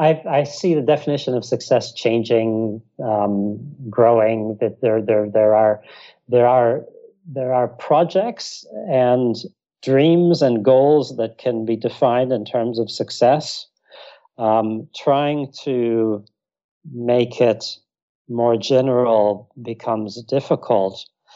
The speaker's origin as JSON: {"language": "English", "region": "Texas", "country": "United States", "tie": "born there", "also_born_or_lived": "Iraq / North Africa", "said": "I was born in Texas. My mother and her family are from Texas. My father's from Iraq."}